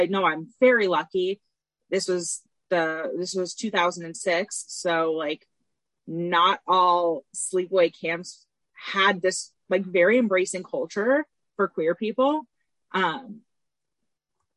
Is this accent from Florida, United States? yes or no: yes; Tampa, Florida, United States; I'm from Tampa originally.